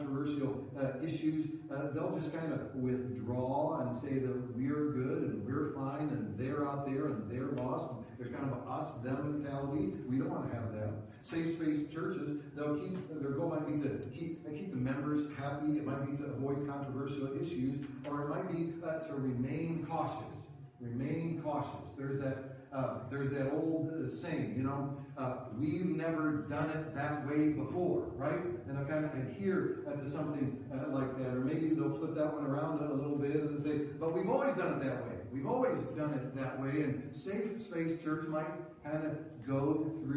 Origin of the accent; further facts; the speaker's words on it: Rockford, Illinois, United States; I grew up in Rockford in Central Christian Church, and my whole life, you know, from the time I was born to the time I left my parents' home